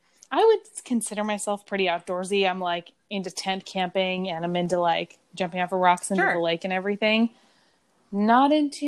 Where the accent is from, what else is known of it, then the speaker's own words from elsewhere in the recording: Plumas County, California, United States; also born or lived in Northern Nevada; now in Texas, United States; So I'm from Plumas County. Like Truckee is an hour from my cool. hometown.